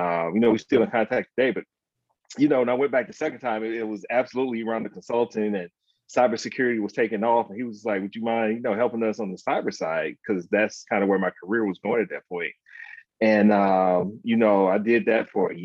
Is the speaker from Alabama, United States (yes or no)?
yes; Alabama, United States; moved away; I grew up in Alabama. I'm originally from Alabama.